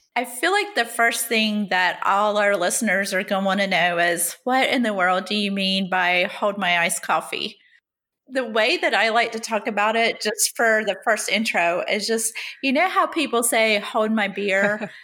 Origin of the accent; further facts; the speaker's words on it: the South, United States; also born or lived in Rhode Island; now in Connecticut, United States; I'm still a Southerner